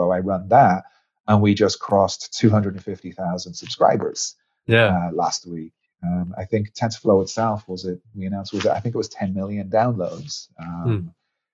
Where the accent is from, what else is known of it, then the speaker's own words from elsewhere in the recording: Ireland; moved away; you probably can hear it a little bit in my voice, although it's been a long time, but I'm actually Irish.